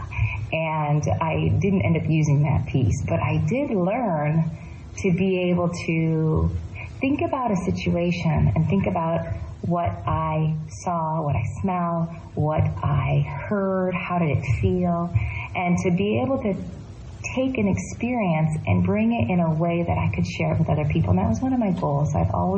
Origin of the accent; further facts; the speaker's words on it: Michigan, United States; now in Davis, United States; I am from the Michigan region, and that's the Anishinaabe region